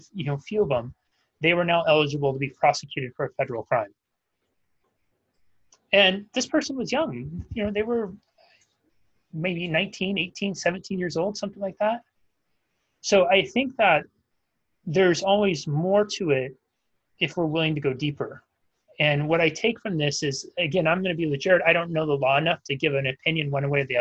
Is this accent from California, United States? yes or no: yes; Northern California, United States; Where I grew up in Northern California